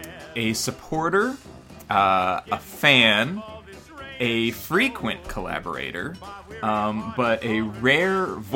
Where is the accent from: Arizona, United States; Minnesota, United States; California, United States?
California, United States; Los Angeles; now in San Francisco, United States; growing up in Los Angeles, tourist capital of the universe.